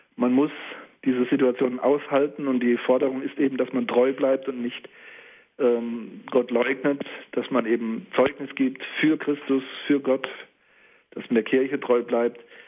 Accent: the Palatinate and the Saarpfalz, Rhineland-Palatinate, Germany; hier in meiner Heimat, in der Pfalz und der Saarpfalz

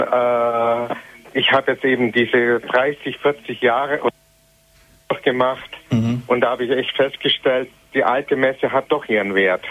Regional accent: Schrobenhausen, Bavaria, Germany; now in Illertissen, Germany; ich komme aus der Pfarrgemeinde, wo unser Herr Bischof Mixer her ist, mhm. aus Schoppenhausen

